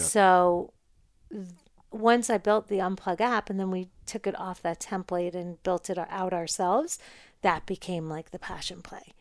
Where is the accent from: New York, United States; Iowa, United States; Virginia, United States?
New York, United States; now in Los Angeles, United States; I'm a New Yorker.